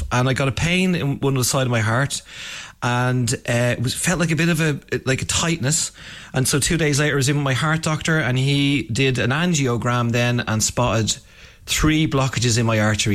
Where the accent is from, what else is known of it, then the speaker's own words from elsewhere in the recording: Ireland; I'm Irish